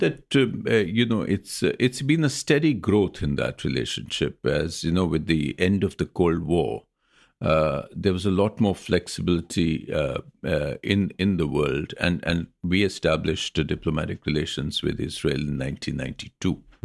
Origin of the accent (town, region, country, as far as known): India